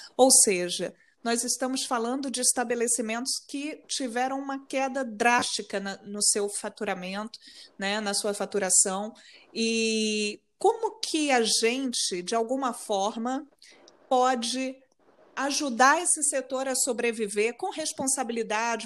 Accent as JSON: {"language": "Portuguese", "country": "Brazil", "also_born_or_lived": "Rio de Janeiro", "moved": "yes", "lives_now": "Portugal", "said": "porque sou brasileira, adoro o meu país, adoro o Brasil"}